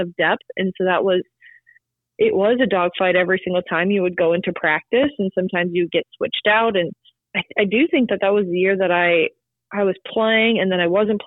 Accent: South Dakota, United States; I'm from South Dakota

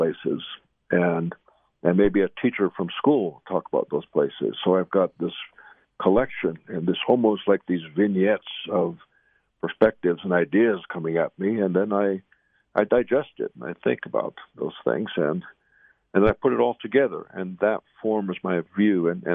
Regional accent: Zuni Reservation, New Mexico, United States; I'm here on the Zuni Reservation, my hometown

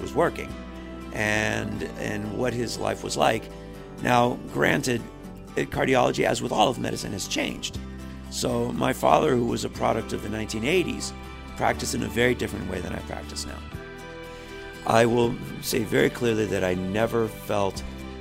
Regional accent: Miami, Florida, United States; born or raised there; also born or lived in Texas

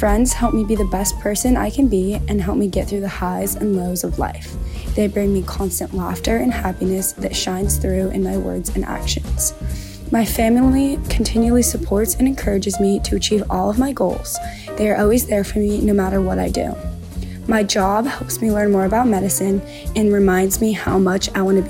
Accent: Seattle, Washington, United States; I'm from Seattle, Washington

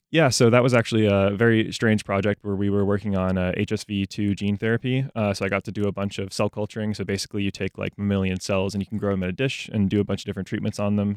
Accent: Jacksonville, Florida, United States; I grew up in Jacksonville. Um, I've lived here for, like, my entire life.

